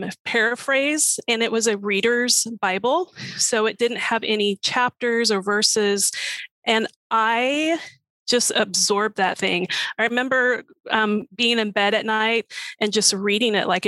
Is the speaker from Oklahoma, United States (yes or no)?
yes; Oklahoma, United States; also born or lived in Missouri / Alaska; now in Bristow, United States; I'm originally from Oklahoma, and lived in Missouri, lived in Alaska, came here